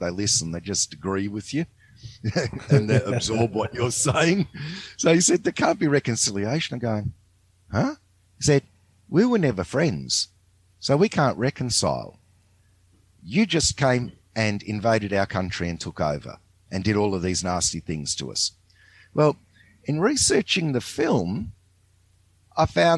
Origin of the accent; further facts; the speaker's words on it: Australia; I grew up in Australia